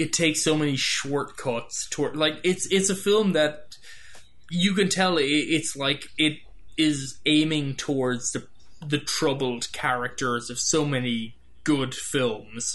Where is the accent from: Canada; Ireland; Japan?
Ireland; moved away as an adult; now in United States; I grew up in Ireland.